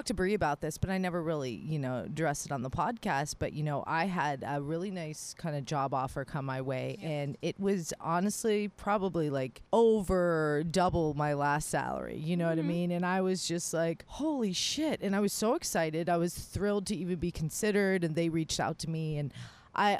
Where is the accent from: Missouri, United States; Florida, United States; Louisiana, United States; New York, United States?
Florida, United States; moved away; I'm from Florida